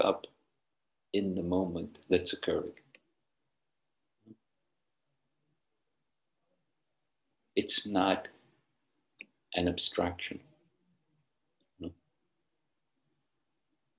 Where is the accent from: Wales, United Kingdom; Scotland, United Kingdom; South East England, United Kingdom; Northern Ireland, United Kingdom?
Northern Ireland, United Kingdom; Where I grew up in Northern Ireland, when I was young, only property owners could vote